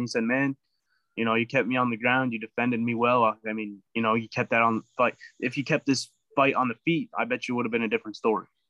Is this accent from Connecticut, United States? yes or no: yes; Connecticut, United States; I'm from Connecticut